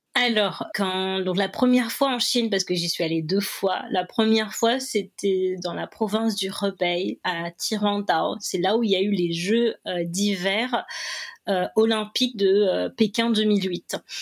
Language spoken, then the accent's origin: French; Réunion; moved away as an adult; also born or lived in China / Paris, France; J'ai quitté la Réunion en août 2012 et je suis rentrée euh, le 15 mai 2022.